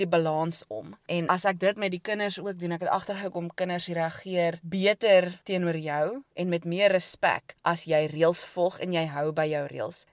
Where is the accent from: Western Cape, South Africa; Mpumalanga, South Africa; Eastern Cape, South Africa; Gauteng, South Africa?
Eastern Cape, South Africa; East London; moved away as an adult; also born or lived in Stellenbosch; now in Melkbosstrand, South Africa; ek het grootgeword daar in die Oos-Kaap in Oos-London se area